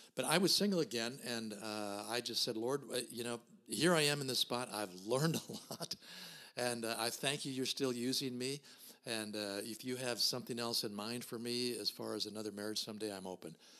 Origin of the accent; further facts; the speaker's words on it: Minnesota, United States; I was born and raised here in Minnesota in a small town